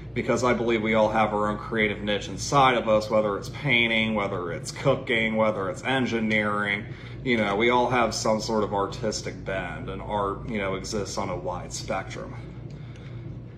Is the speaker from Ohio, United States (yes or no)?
yes; Cincinnati, Ohio, United States; I'm from Cincinnati, Ohio, and I'm an acrylic-based artist